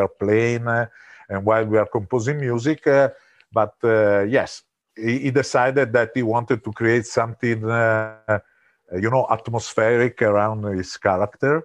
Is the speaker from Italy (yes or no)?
yes; Italy; moved away; we are originally from Italy.